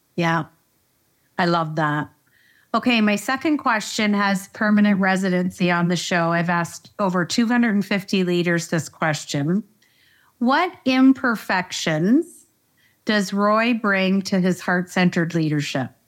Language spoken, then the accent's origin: English; Canada; I am Canadian. I'm a proud Canadian